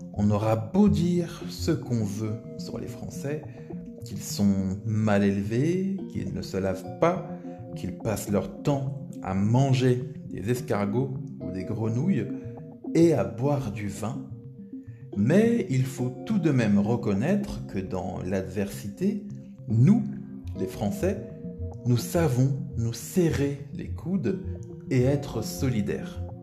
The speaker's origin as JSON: {"language": "French", "country": "France", "said": "en tant que Français"}